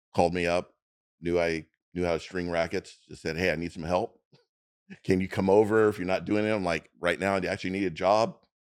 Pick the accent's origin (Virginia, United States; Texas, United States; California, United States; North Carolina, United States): California, United States; Long Beach; Here, right here in Long Beach. I'm local